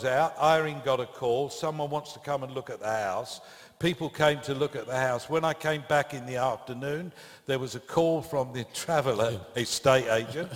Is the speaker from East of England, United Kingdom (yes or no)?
yes; Brentwood, East of England, United Kingdom; So they wouldn't have known Brentwood. So we said, well, London, because it's kind of 17 miles from London